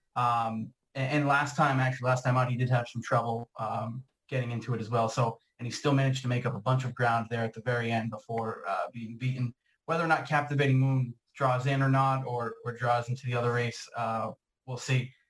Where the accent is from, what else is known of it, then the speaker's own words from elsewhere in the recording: Boston, Massachusetts, United States; I'm from the Boston area